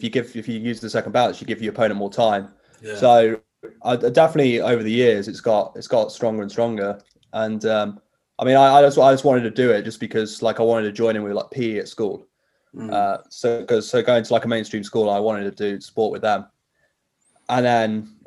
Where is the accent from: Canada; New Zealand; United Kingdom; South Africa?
United Kingdom; Nottingham, East Midlands; I wanted to be a Nottingham Forest player because that's where I'm from